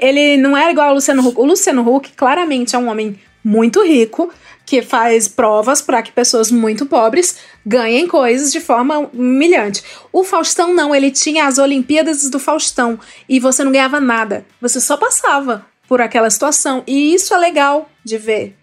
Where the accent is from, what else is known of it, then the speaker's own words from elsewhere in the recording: Ceará, Brazil; Eu, como cearense, tenho local de fala.